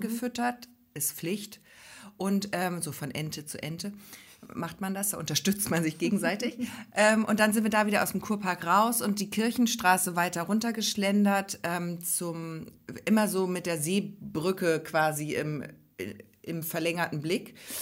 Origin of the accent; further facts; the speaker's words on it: Hamburg, Germany; also born or lived in Grömitz area, Schleswig-Holstein; now in Schleswig-Holstein, Germany; Ich bin ja eigentlich aus Hamburg